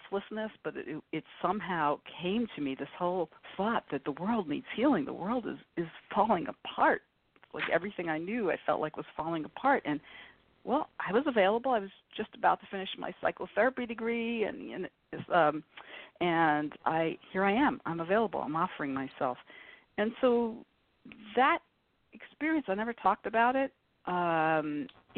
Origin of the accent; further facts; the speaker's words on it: New York City, New York, United States; moved away; also born or lived in Boston, Massachusetts; I grew up in New York City